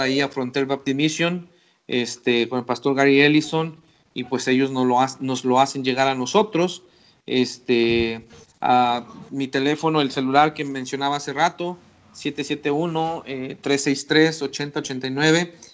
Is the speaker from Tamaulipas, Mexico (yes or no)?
yes; Ciudad Victoria, Tamaulipas, Mexico; moved away as an adult; also born or lived in Querétaro / Rayón, San Luis Potosí; now in Pachuca, Mexico; regresé a Ciudad Victoria, de donde originalmente yo salí